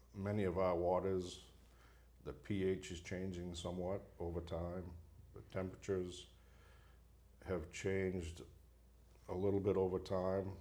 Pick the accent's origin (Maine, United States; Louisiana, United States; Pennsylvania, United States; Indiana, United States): Maine, United States; Bangor; I was born and raised in Bangor, Maine